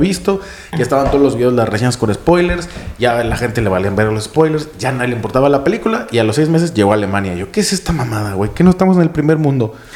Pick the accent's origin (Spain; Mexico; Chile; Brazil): Mexico; now in Berlin, Germany; allá en mi país, en las tierras salvajes de México